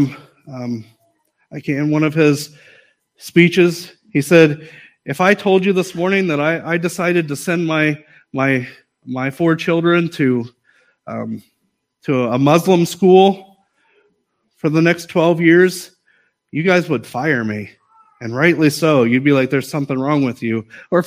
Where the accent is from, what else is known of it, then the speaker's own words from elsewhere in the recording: United States; I am an American